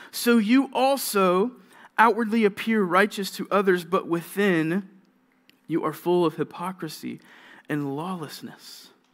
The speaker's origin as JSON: {"language": "English", "region": "Georgia", "country": "United States", "moved": "yes", "said": "I'm from Georgia."}